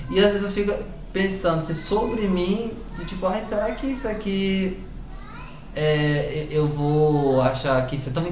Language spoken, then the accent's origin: Portuguese; Vitória da Conquista, Bahia, Brazil; moved away; also born or lived in Ceará; Baiano, né? Baiano. É Nascida em Vitória da Conquista, que é uma cidade lá do sudoeste, que é uma das cidades mais frias da Bahia